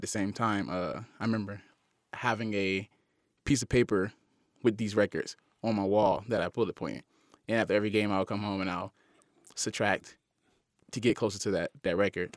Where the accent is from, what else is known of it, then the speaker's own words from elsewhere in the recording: Miami, Florida, United States; moved away as an adult; also born or lived in Utah; growing up in Miami, I always, uh, was able to go to the University of Miami